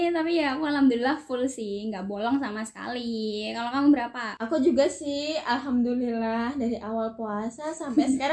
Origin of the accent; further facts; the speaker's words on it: Indonesia; accent: medok; kalau aku ngomongnya tuh medok medok gitu